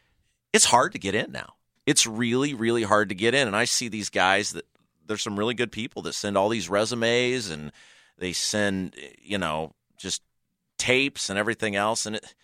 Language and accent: English; Brownsburg, Indiana, United States; like I grew up in Brownsburg